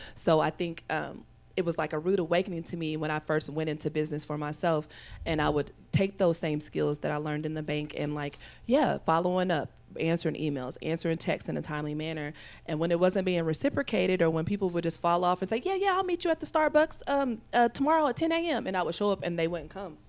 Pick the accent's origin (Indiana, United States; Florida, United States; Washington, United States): Indiana, United States; Evansville; moved away; I'm originally from Evansville, Indiana, which is a southern town about three hours south of here